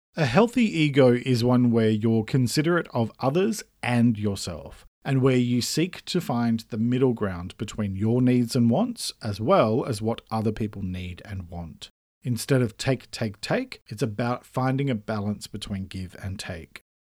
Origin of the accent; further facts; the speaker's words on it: Australia; I'm an Australian writer